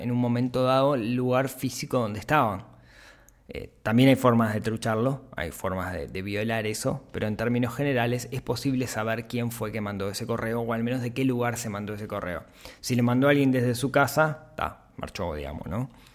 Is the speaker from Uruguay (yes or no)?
yes; Uruguay; como uruguayos